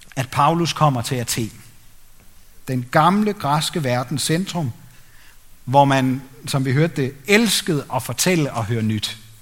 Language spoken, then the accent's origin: Danish; Denmark; som danskere, mig selv inklusiv